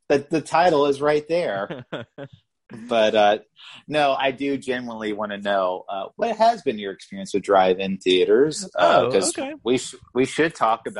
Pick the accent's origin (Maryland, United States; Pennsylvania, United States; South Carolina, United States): South Carolina, United States; growing up in South Carolina